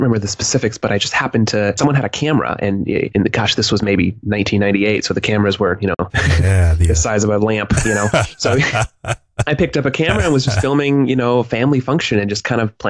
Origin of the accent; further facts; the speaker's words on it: Reno, Nevada, United States; also born or lived in Westlake, California; I was born in Westlake, California, but I grew up the majority of my childhood up in Reno, Nevada.